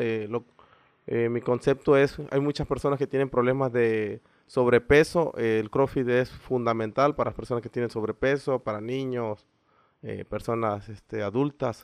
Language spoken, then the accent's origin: Spanish; Isla, Veracruz, Mexico; Sí, soy de aquí de Isla. Este, soy de la colonia La Gravera